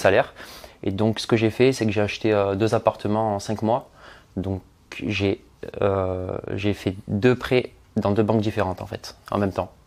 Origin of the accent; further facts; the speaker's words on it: Marseille, Provence-Alpes-Côte d'Azur, France; je suis originaire de Marseille